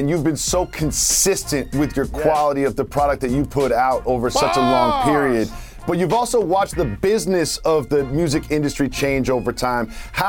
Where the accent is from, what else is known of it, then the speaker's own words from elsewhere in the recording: New York City, New York, United States; as a New Yorker